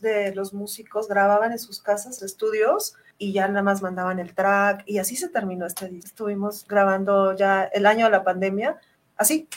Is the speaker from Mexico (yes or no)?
yes; Mexico; Es mi, pues. mi país, es mi, mi, lengua